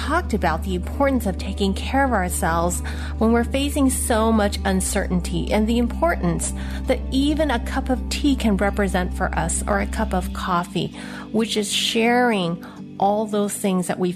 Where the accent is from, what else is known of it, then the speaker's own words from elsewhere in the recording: San Francisco, California, United States; I was born in San Francisco, Chinatown, to a mail order bride from Hong Kong